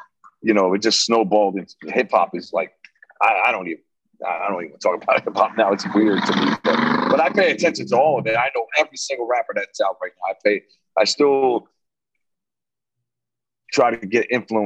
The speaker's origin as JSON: {"language": "English", "town": "Long Branch", "region": "New Jersey", "country": "United States", "tie": "born or raised there", "also_born_or_lived": "Elizabeth, New Jersey", "said": "I grew up in Long Branch most of my childhood to about like 12."}